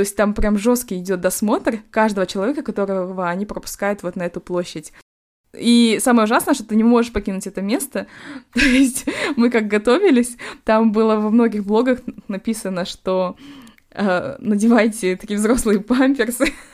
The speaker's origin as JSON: {"language": "Russian", "town": "Temirtau", "region": "Karaganda Region", "country": "Kazakhstan", "tie": "born or raised there", "moved": "yes", "lives_now": "London, United Kingdom", "said": "с Тимиртау, э, город вот откуда я родом"}